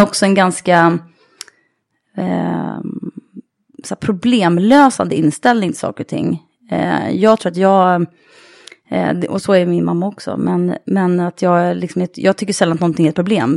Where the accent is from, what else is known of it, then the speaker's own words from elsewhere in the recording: Sollentuna, Stockholm County, Sweden; norr om stan, eh, i Sollentuna är jag uppvuxen.